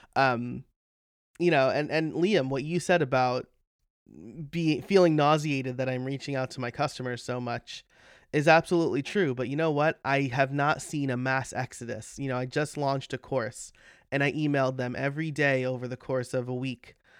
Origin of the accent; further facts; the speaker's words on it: New York, United States; now in Pennsylvania, United States; As a New Yorker, uh, as somebody who grew up in New York